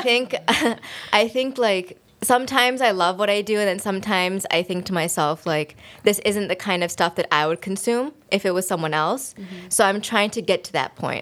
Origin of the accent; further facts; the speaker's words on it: United States; growing up in America